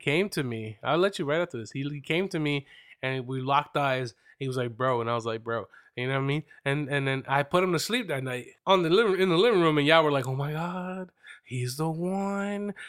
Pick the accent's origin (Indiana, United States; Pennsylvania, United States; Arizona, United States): Pennsylvania, United States; Reading; I'm from Reading, but I don't rep Reading